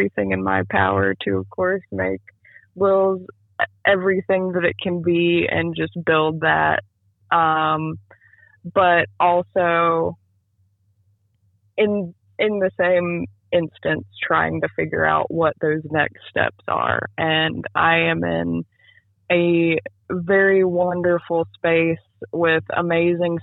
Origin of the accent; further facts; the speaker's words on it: Thomasville, North Carolina, United States; when I was about 8 years old, and I am from Thomasville, which is in Davidson County, there was a local coffee shop in Thomasville. And my parents would take me and my little brother there